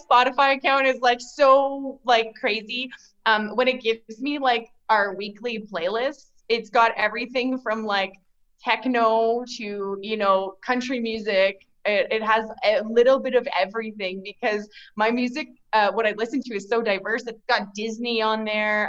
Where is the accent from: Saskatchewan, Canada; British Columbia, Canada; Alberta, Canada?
Saskatchewan, Canada; Yorkton; also born or lived in Nokomis, Saskatchewan; I grew up in Yorkton. Like, we moved to Yorkton when I was 3 and a half. So I've spent the majority of my life here in Yorkton